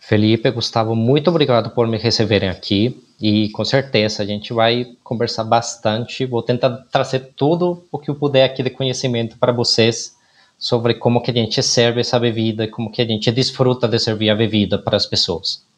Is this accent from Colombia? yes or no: yes; Colombia; now in Brazil; eu como colombiano